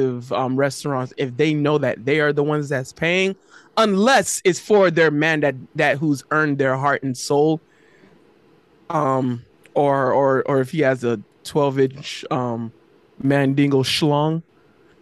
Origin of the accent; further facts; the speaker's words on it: Florida, United States; I'm from Florida